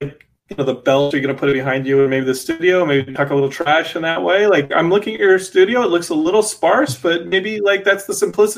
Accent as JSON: {"language": "English", "town": "Austin", "region": "Texas", "country": "United States", "tie": "born or raised there", "said": "you would have loved growing up in Austin, because we had that South by Southwest, and, like, I just remember being there from the early 90s."}